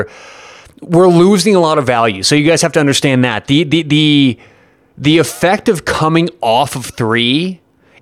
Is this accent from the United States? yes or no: yes; Colorado, United States; I'm from Colorado